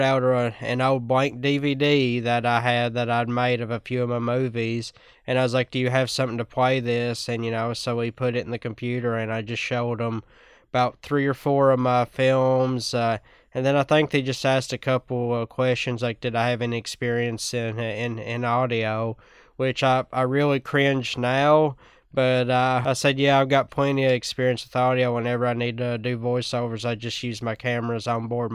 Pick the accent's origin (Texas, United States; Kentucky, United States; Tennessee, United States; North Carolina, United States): Kentucky, United States; Whitesburg; I'm from Whitesburg, Kentucky